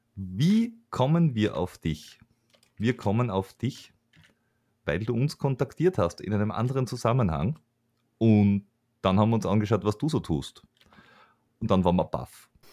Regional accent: Vienna, Austria

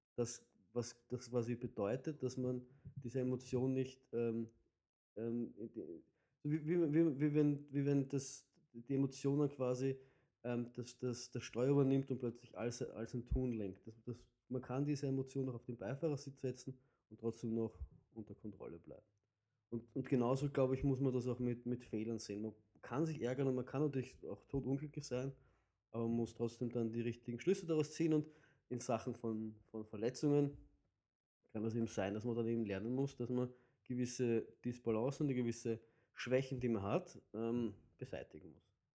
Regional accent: Vienna, Austria; bei uns in Wien würde man sagen, halt die, die, die, die sudern die ganze Zeit oder die raunzen die ganze Zeit

